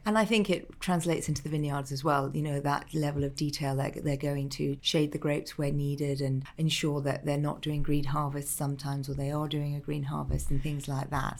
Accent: Malta; moved away; Growing up in Malta

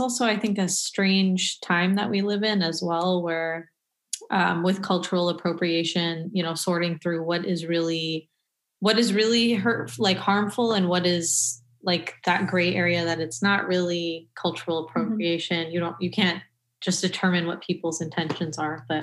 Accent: Pakistan; I rejected a lot of me being Pakistani um, or even Pakistani clothes or whatever it is

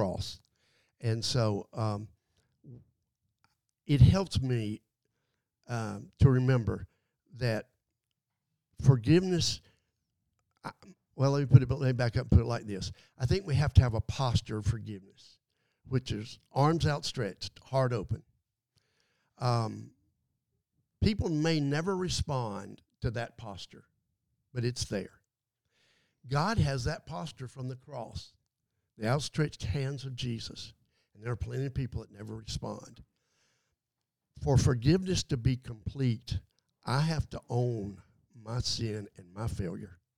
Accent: Adel, Georgia, United States; Growing up in Adel, Georgia, man, that's pretty, you know, small town

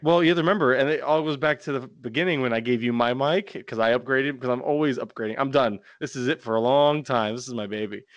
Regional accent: Florida, United States; I'm from Florida

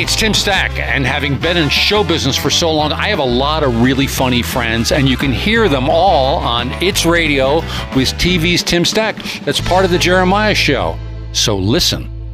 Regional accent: Doylestown, Pennsylvania, United States; I grew up in Doylestown, Pennsylvania

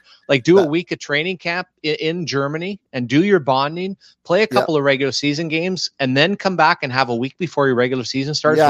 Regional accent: Canada; it's even different here in Canada, because growing up, I had soccer.

